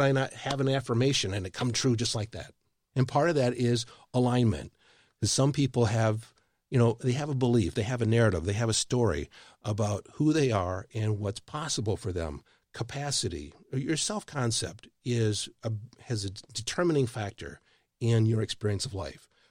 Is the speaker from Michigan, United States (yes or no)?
yes; Michigan, United States; now in Texas, United States; I live in Texas. I'm not a Texan. I grew up in Michigan.